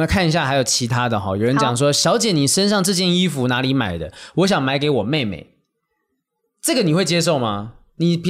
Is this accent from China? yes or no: no; Taiwan; 才发现说你是台湾人吗？我是台湾人。